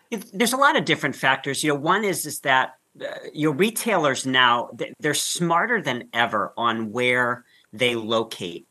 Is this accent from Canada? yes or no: no; Northeast Ohio, United States; I grew up in Northeast Ohio